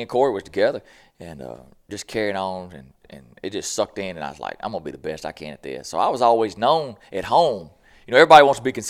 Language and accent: English; Boogie Bottom, Mississippi, United States; We always joke, I'm down from Boogie Bottom, what they call it, so where I grew up.